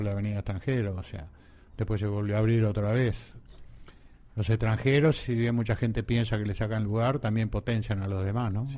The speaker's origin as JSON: {"language": "Spanish", "country": "Uruguay", "also_born_or_lived": "Argentina", "said": "somos 3 millones de habitantes, ¿no? Este, 3 millones y medio. Este, y es bravo, porque somos descendientes de Tano y, de, españoles"}